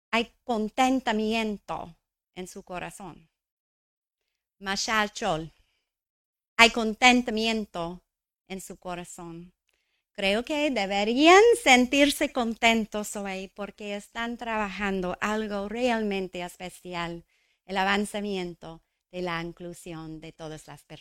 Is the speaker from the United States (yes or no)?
yes; New Mexico, United States; Crecí en Nuevo México, el centro ah, de la cultura indígena de los Estados Unidos. quizás es por eso llamamos nuestro estado la Tierra Encantada.